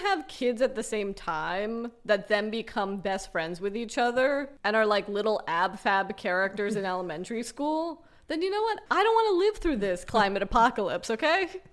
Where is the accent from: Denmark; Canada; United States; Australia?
United States; Los Angeles, California; I grew up in Los Angeles